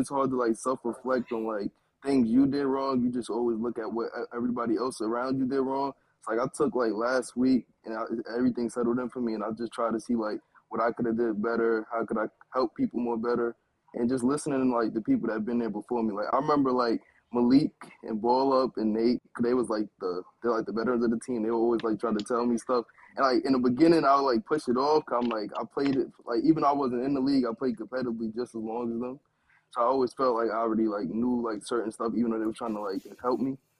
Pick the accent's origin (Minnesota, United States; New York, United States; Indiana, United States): New York, United States; New York City; I'm from Brooklyn